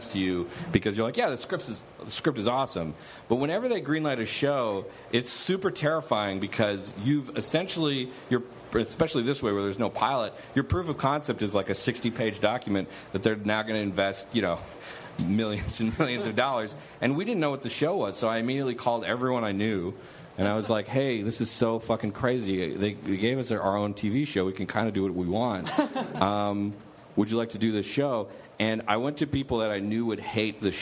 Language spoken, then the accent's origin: English; Canada; I'm Canadian